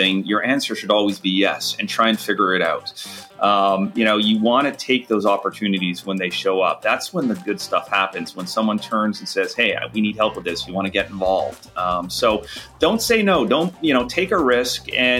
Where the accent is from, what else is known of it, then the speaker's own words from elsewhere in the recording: Montreal, Quebec, Canada; now in Huntington Beach, United States; raised in Montreal on the West Island. Grew up delivering the Montreal Gazette for many, many years as a kid in the Montreal winters